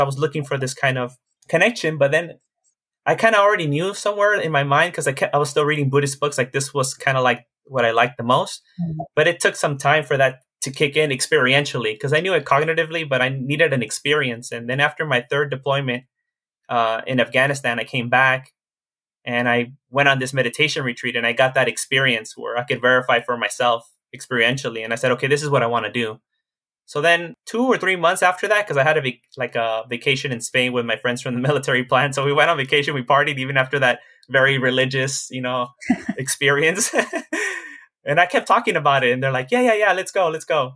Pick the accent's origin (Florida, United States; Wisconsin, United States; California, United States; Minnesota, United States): California, United States; Los Angeles; I grew up in Koreatown, which is a very diverse neighborhood even to this day.